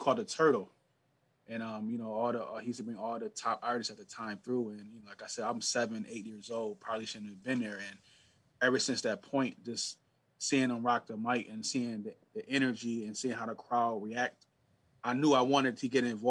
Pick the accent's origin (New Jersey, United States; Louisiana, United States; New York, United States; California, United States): New York, United States; Niagara Falls; My uncle was a big-time promoter in my hometown, and he used to bring, guys like …, …, …, …, all the old school guys, to the city